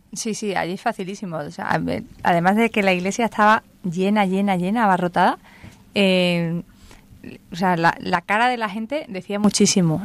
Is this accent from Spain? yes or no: yes; Andalusia, Spain; soy andaluza